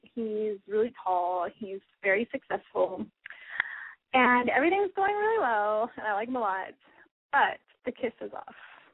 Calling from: Dallas, Texas, United States; I'm calling from Texas.

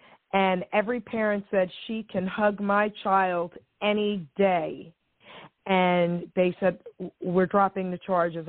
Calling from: New Jersey, United States; I'm calling from New Jersey.

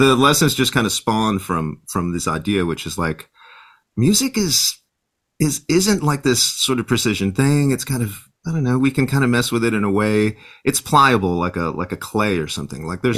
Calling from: San Antonio, Texas, United States; I'm logging in from my home in San Antonio, Texas.

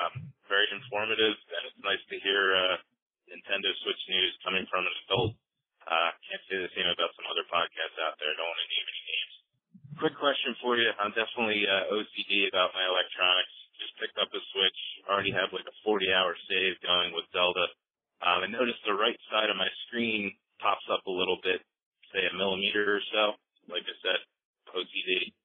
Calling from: Pennsylvania, United States; By the way … I'm from Pennsylvania.

